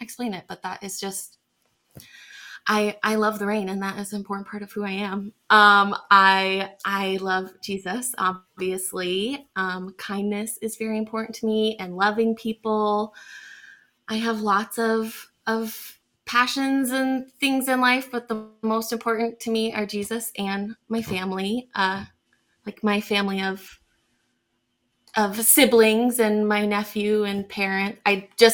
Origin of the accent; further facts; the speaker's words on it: Scottsdale, Arizona, United States; also born or lived in Dallas, Texas; I am born and raised in Scottsdale, Arizona, Phoenix. I've lived here my whole life